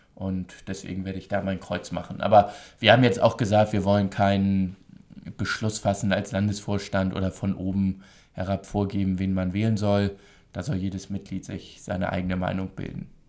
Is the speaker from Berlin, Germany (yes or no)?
no; Hamburg, Germany; Ich komme aus Hamburg, aus dem Wahlkreis Hamburg-Nord, Alstertal